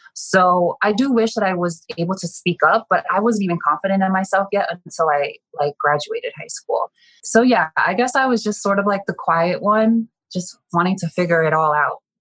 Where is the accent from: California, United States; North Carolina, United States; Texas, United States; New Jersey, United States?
New Jersey, United States; I grew up in North Jersey, which is about seven miles outside of Manhattan.